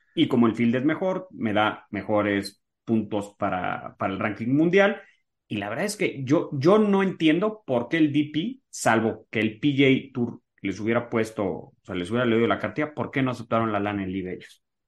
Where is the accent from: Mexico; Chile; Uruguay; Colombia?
Mexico; yo como mexicano